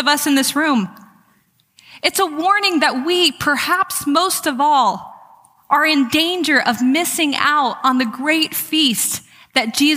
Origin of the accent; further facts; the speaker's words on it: California, United States; I'm from California